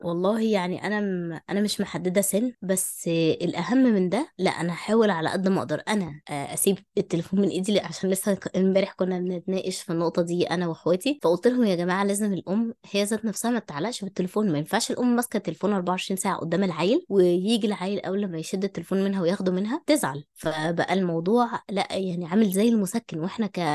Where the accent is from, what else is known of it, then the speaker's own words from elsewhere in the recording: Egypt; عندنا في مصر